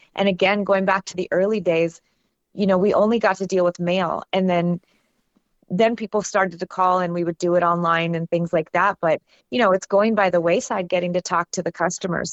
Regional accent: California near San Francisco, United States; I grew up in California near San Francisco

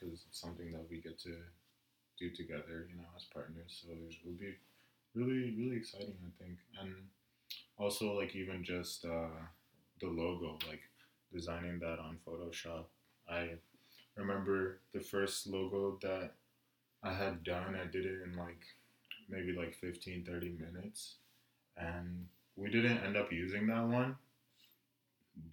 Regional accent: South Africa; also born or lived in Congo; I was born in South Africa, but my parents are from the Congo, so I'm Congolese.

